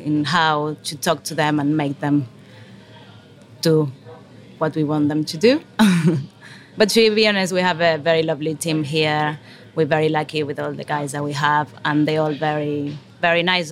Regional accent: Argentina; moved away as an adult; now in England; I'm from Argentina. I came here 10 years ago, more or less

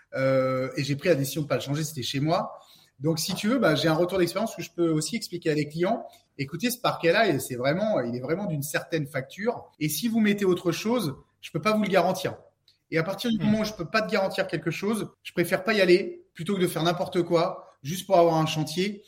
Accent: Saint-Brieuc, Brittany, France; moi je suis de Saint-Brieuc, donc c'est dans les Côtes d'Armor, dans le 22.

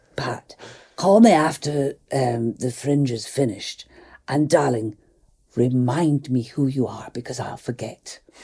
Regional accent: Fort William, Scotland, United Kingdom; I'm from the Highlands, from Lochaber, from Fort William.

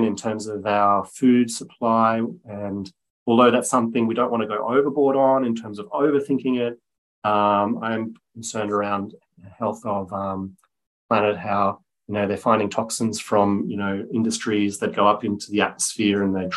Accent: Byron Bay, New South Wales, Australia; also born or lived in Germany; I grew up in the Byron area, so in the north coast of New South Wales. I was born in Germany, so we came to Australia when I was seven

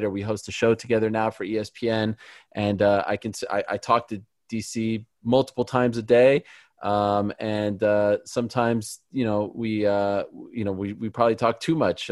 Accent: Montreal, Quebec, Canada; I'm from Montreal.

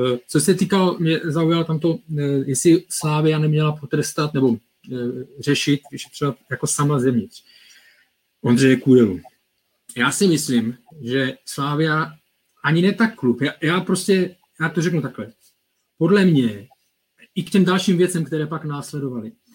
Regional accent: Czechia; my jako Češi

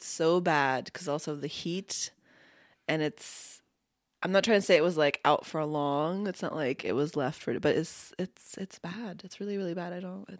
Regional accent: United States; also born or lived in Bosnia / Florida / England; I was raised in the States.

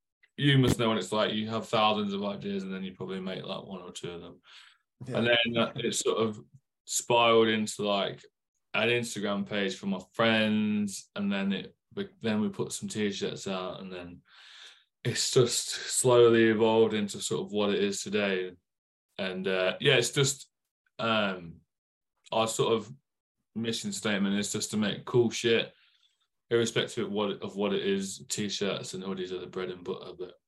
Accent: Leicester, East Midlands, United Kingdom; moved away; I'm not. I'm from Leicester. I'm from Midland. And cool. But I moved down here a few years ago.

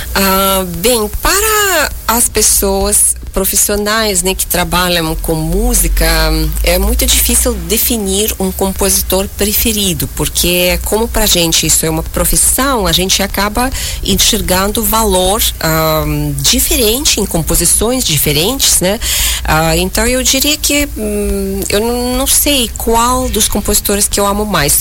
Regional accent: Uzbekistan; moved away; eu nasci em 1979, uh, ah, perto de Tashkent, capital do Uzbequistão

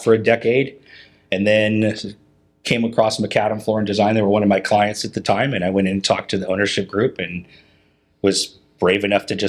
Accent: Puget Sound area, Washington, United States; moved away as an adult; now in Portland, United States; I grew up in the Puget Sound area up in Washington State

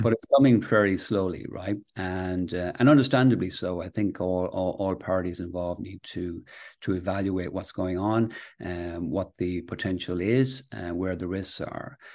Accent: Castlebar, Connacht, Ireland; also born or lived in Manchester, England / Galway / London; I was born in, uh, Manchester, England, actually, and, uh, then my, my parents moved to the west of Ireland. So I went to school in, uh, Castlebar

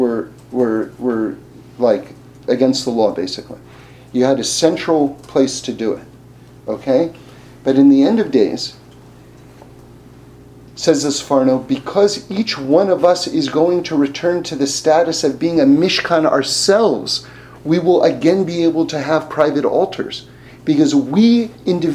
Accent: New York City, New York, United States; I grew up in New York City.

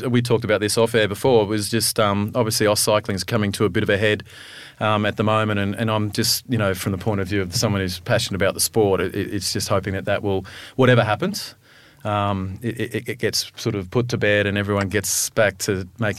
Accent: Australia; but the flip side of that, being Australian, is obviously a lot of the guys are home for a bit of a break.

